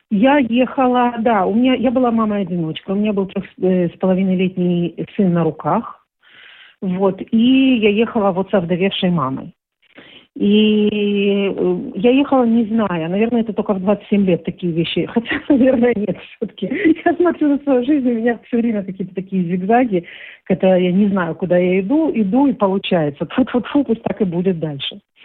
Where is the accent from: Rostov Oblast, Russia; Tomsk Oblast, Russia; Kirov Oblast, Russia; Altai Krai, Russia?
Rostov Oblast, Russia; Rostov-on-Don; moved away as an adult; now in Israel; Ростов-на-Дону очень не мой родной город, да, в котором я родилась.